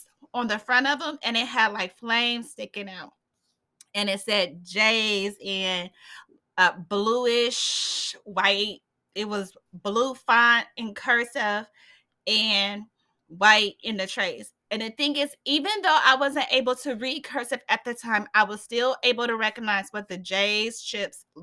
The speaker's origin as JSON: {"language": "English", "town": "Fort Wayne", "region": "Indiana", "country": "United States", "tie": "born or raised there", "said": "my hometown here in Fort Wayne"}